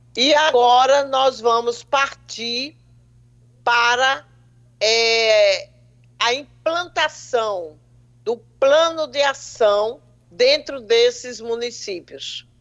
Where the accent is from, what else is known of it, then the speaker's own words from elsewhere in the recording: Paraíba, Brazil; eu sou paraibana, então falar para os meus conterrâneos é um prazer duplo